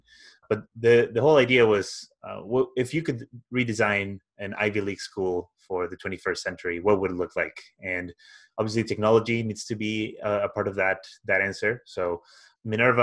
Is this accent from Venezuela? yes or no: no; Spain; moved away as an adult; also born or lived in Glasgow; I'm originally from Spain